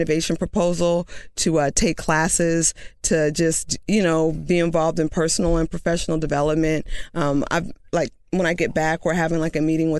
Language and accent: English; Oakland, California, United States; moved away as an adult; now in Brooklyn, United States; I am in the Bay Area. I'm from Oakland.